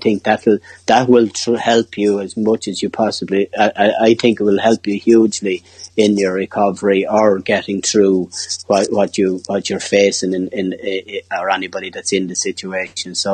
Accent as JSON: {"language": "English", "country": "Ireland", "said": "being the Irish lad"}